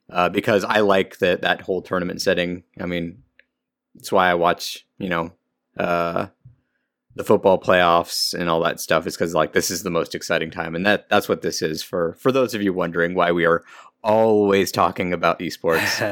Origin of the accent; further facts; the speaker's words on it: California, United States; I'm from California